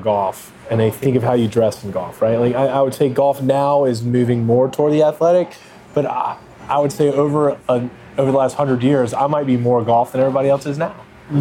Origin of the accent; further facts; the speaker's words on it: East Coast, United States; We're on the West Coast, and I'm from the East Coast